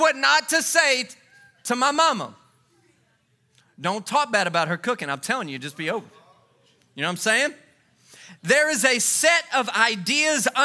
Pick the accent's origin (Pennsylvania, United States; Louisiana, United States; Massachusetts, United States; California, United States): Louisiana, United States; now in Texas, United States; I grew up in Louisiana